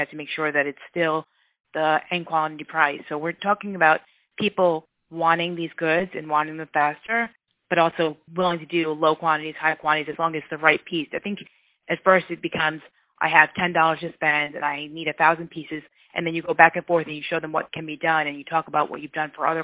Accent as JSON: {"language": "English", "region": "New York", "country": "United States", "moved": "yes", "lives_now": "Midwest, United States", "said": "I'm from New York, and I do think we definitely say like it is. And now that I'm in the Midwest"}